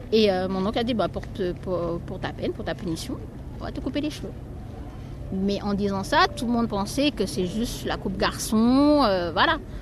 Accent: New Caledonia; moved away; je viens de la Nouvelle-Calédonie

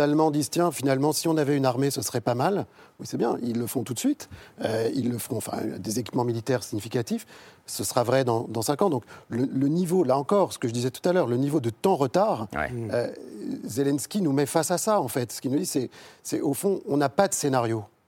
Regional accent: France; En tant que Français

